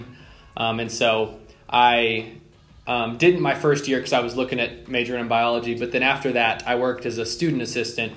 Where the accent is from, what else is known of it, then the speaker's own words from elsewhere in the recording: Lubbock, Texas, United States; I grew up here in Lubbock. I lived in the same house my whole life